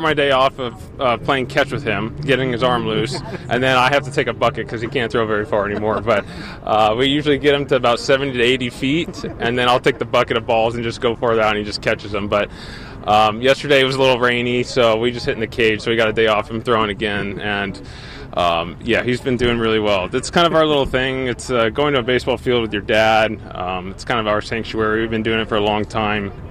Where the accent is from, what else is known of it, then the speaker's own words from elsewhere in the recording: Orange County, California, United States; moved away; the place where I grew up in Orange County